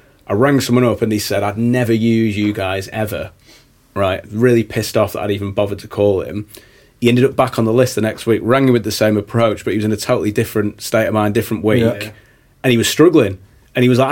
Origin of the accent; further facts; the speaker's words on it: Blackpool, North West England, United Kingdom; we're all from Blackpool